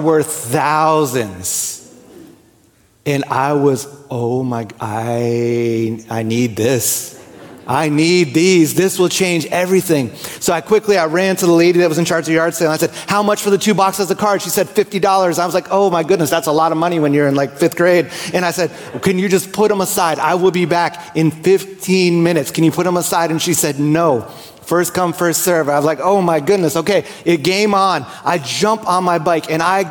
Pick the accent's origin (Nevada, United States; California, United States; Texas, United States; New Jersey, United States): New Jersey, United States; I grew up in New Jersey